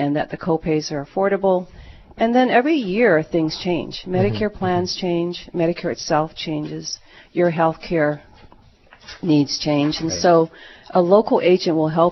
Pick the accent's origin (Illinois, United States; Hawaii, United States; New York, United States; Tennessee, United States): Hawaii, United States; Honolulu; also born or lived in Kaneohe; I'm a local girl. I was born on Oahu, grew up in Kaimuki, between Kaimuki and Kaneohe